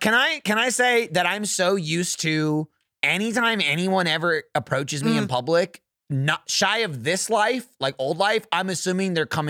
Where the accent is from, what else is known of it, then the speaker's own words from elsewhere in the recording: New Jersey, United States; I'm from New Jersey.